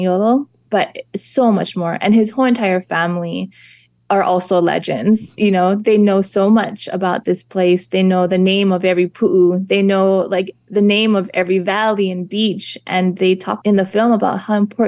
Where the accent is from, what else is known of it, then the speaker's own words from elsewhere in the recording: Ka'u, Hawaii Island, United States; also born or lived in Waimea, Hawaii; Hawaii Island, which is my island. I grew up in Kau